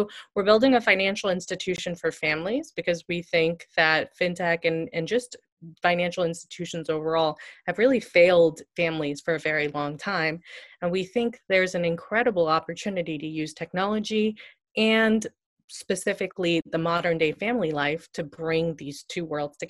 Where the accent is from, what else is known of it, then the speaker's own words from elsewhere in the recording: India; So I often joke that I started Zeta because I'm Indian and I'm nerdy about money.